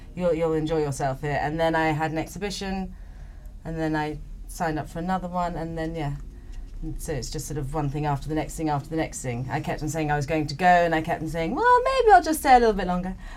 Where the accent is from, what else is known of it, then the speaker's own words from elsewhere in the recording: England, United Kingdom; moved away as an adult; now in Madeira, Portugal; growing up in England